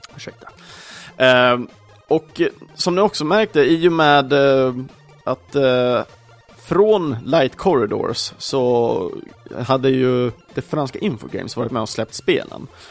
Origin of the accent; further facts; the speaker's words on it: Sweden; vi svenskar kanske, i alla fall då för oss som föddes på 80-talet